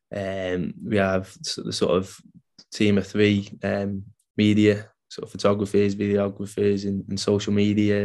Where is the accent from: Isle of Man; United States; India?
Isle of Man; I grew up on the Isle of Man